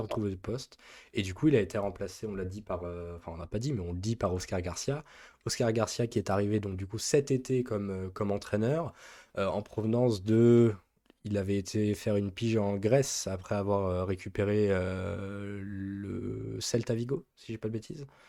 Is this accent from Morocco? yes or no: no; France; nous sommes français